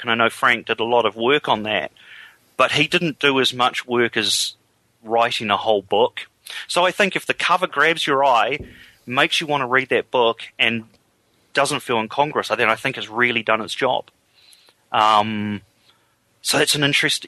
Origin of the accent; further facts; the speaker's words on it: England, United Kingdom; now in New Zealand; I'm actually from England